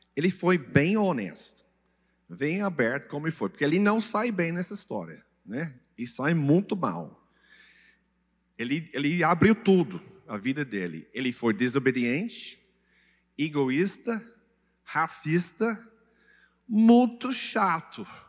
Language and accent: Portuguese; England, United Kingdom; Portuguese is a second language; moved away; Desculpe meu português, é, eu sou inglês, mas eu, eu falo um pouco